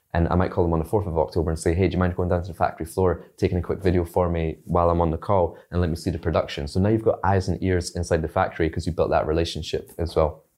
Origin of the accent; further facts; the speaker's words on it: Scotland, United Kingdom; also born or lived in China; I grew up in Scotland